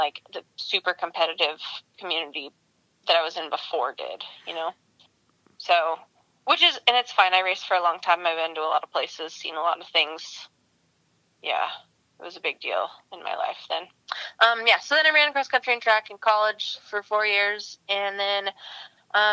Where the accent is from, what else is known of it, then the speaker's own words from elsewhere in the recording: Oregon, United States; moved away; I'm from Oregon originally.